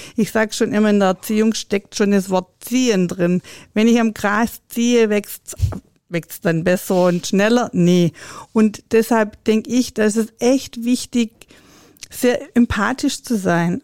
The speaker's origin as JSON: {"language": "German", "region": "Swabia", "country": "Germany", "said": "bei uns im Schwabenland"}